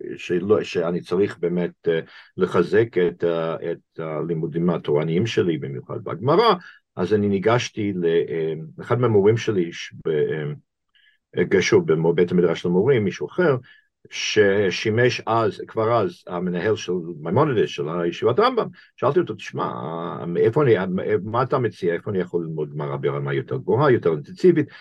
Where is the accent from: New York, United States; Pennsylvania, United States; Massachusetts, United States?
Massachusetts, United States; Boston; Hebrew is a second language; moved away as an adult; now in Israel; נולדתי בבוסטון, המעתירה, לפני כ-68 שנים